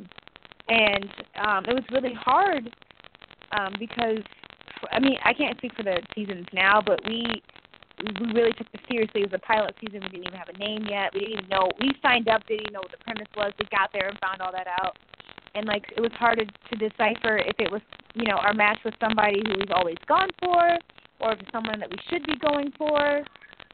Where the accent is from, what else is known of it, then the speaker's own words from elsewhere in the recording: Ohio, United States; I'm from Ohio